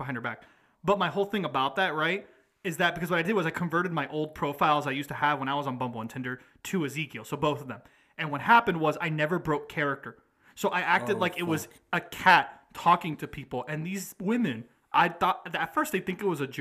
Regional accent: Atlanta, Georgia, United States; we're from Atlanta

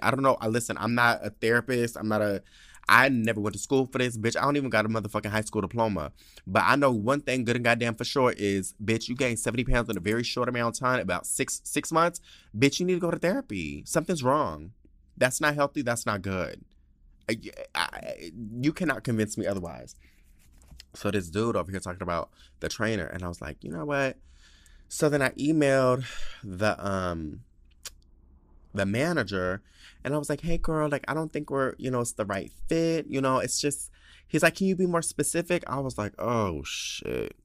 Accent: San Diego, California, United States; moved away as an adult; my hometown

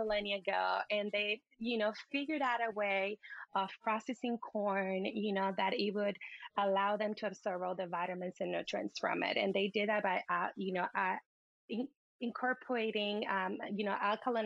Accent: Puerto Vallarta, Jalisco, Mexico; growing up in Puerto Vallarta

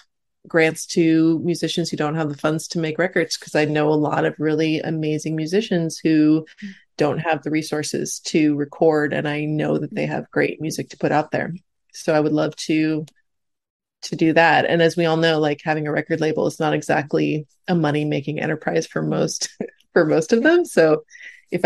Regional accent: California, United States; I'm very Californian

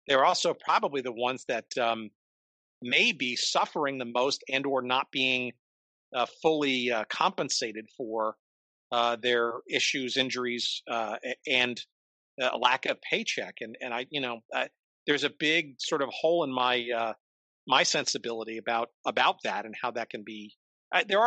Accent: Northern New Jersey, United States; growing up in Northern New Jersey

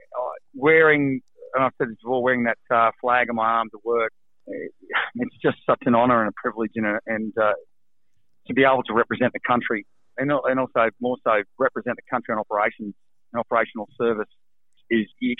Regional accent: Central Coast, New South Wales, Australia; also born or lived in Dubbo; Originally grew up on the Central Coast, actually

